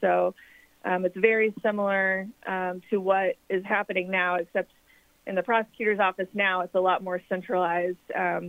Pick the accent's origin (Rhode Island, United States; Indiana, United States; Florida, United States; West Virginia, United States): Indiana, United States; Evansville; also born or lived in Will County, Illinois; I grew up here in Evansville. I went to North High School